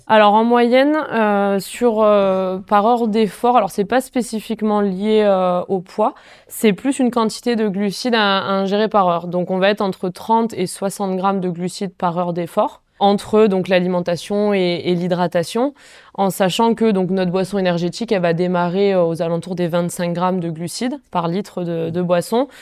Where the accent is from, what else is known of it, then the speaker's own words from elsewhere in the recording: Font-Romeu, Occitania, France; je viens de Font-Romeu, j'ai grandi là-bas